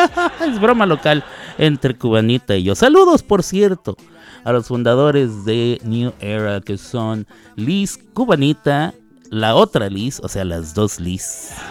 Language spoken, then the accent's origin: Spanish; Chihuahua, Mexico; moved away; soy mexicano, mexicano, nacido allí en la ciudad de Chihuahua, o como dirían en mi tierra, en Chihuahua, Así es. Chihuahua capital